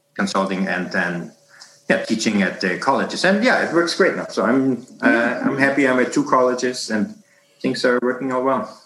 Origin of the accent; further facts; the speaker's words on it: Hamburg, Germany; moved away as an adult; now in Canada; I'm born in in Germany, uh, in in North Germany, in Hamburg, and uh, lived there for the first thirty years of my of my life